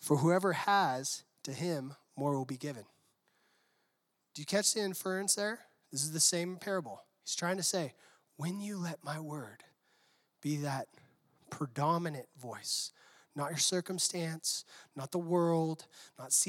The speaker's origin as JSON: {"language": "English", "town": "San Diego", "region": "California", "country": "United States", "said": "I'm from San Diego"}